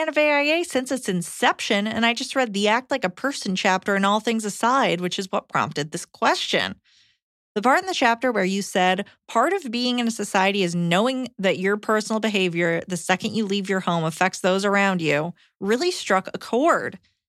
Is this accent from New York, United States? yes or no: yes; New York, United States; I am from New York and have family in Texas.